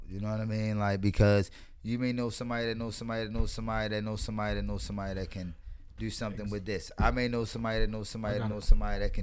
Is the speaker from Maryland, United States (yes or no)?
yes; Baltimore, Maryland, United States; I'm born and raised in Baltimore